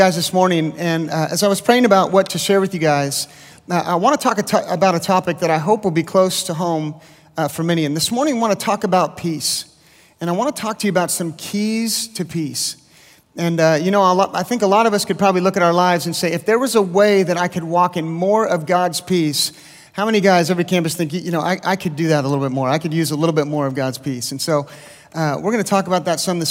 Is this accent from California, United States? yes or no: yes; the Bay Area, California, United States; also born or lived in Lindale, Texas; now in Texas, United States; I grew up in California